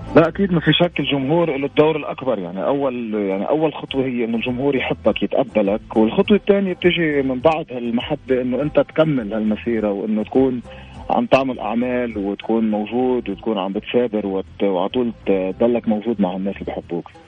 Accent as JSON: {"language": "Arabic", "country": "Lebanon", "said": "عندنا بلبنان"}